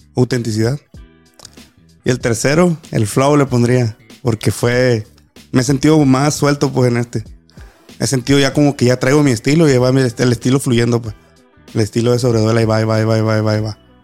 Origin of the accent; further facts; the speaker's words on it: Los Cabos, Baja California Sur, Mexico; yo ser de aquí, de Los Cabos, nativo de aquí, de mi tierra